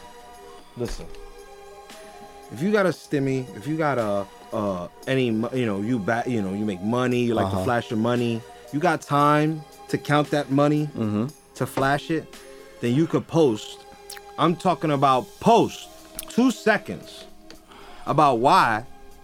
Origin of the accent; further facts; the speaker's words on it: Jersey City, New Jersey, United States; I'm from Jersey City, and I'm from Jersey City.